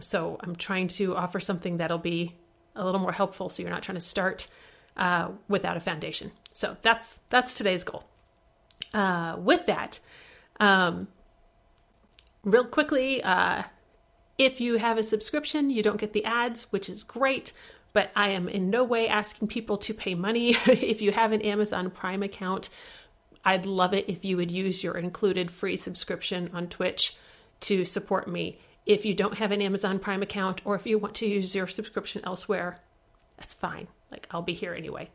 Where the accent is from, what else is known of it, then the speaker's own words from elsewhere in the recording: Midwest, United States; I'm from the Midwest